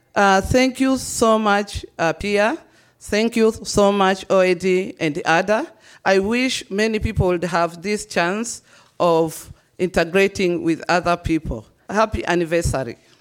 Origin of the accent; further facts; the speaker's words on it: Tanzania; moved away as an adult; now in Austria; being born and raised in Tanzania